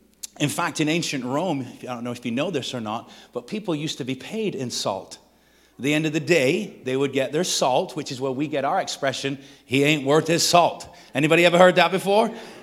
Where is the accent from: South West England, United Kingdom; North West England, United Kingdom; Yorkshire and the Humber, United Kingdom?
North West England, United Kingdom; Manchester; now in Texas, United States; If we've never met, I am from Texas via Manchester, England. If you're wondering what the accent is, it's like that's the strangest Texas accent I've ever heard. That's because I was not born there, but I got there as quick as I could.